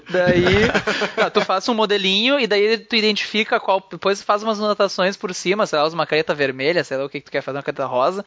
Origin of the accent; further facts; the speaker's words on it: Brazil; eu sou brasileiro